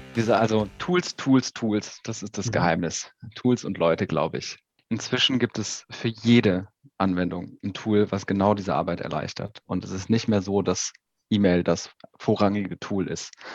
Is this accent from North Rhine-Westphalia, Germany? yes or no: yes; Aachen, North Rhine-Westphalia, Germany; geboren irgendwie in Aachen